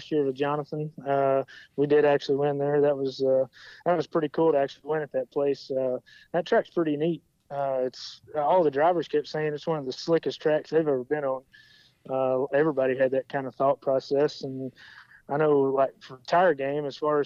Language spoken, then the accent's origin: English; Arkansas, United States; moved away; I'm originally from Arkansas. You know, I've always grown up around racing.